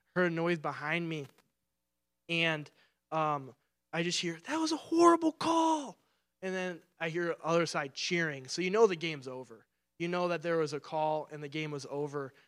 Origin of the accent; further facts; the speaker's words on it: Clarkston, Michigan, United States; I'm from Clarkston, Michigan, and when I first, when I was in high school, I got my first summer job